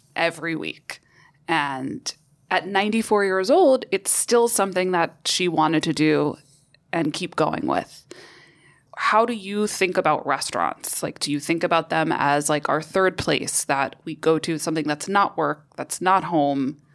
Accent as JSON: {"language": "English", "town": "New York City", "region": "New York", "country": "United States", "said": "As a New Yorker, I, I miss going to restaurants"}